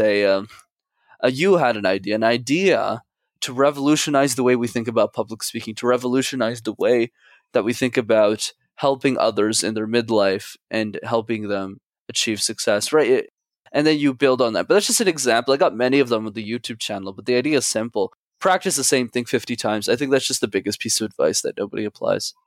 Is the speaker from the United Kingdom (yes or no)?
no; Montreal, Quebec, Canada; I grew up in Montreal, I needed to go to French school